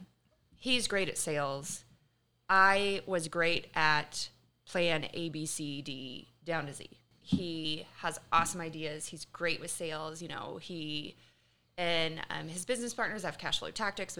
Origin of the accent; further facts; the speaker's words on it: Kansas City, United States; I'm originally from Kansas City